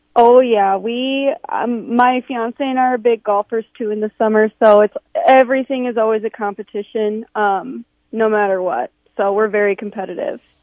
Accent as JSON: {"language": "English", "town": "Sioux Falls", "region": "South Dakota", "country": "United States", "said": "I'm I'm from Sioux Falls. I went to Harrisburg."}